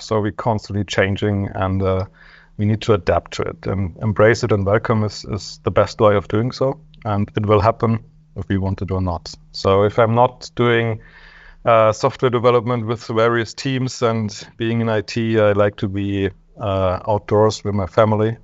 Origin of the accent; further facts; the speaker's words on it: Germany; I'm from Germany